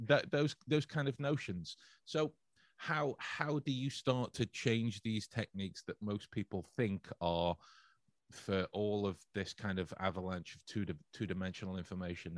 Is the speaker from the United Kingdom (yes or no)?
yes; England, United Kingdom; as an English person, member of the, uh, the English culture